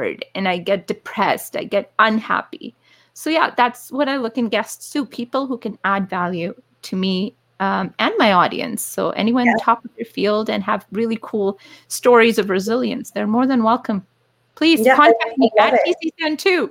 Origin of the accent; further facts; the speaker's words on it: Calgary, Alberta, Canada; I grew up in Calgary